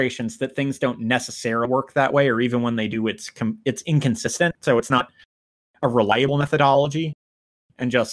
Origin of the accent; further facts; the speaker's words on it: United States; as an American